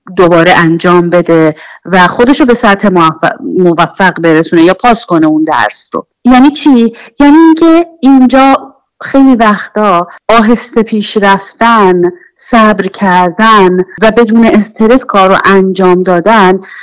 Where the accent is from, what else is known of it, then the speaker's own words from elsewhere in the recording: Iran; now in Sweden; از ایران اومدیم